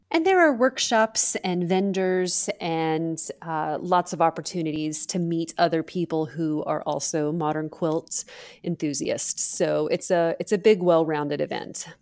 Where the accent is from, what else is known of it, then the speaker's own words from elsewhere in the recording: Alabama, United States; I grew up in Alabama